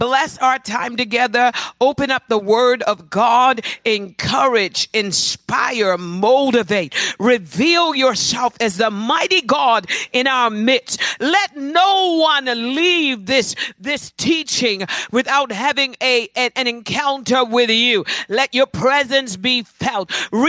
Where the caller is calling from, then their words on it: Atlanta, Georgia, United States; This is my life group, and we are beaming live from Atlanta, Georgia.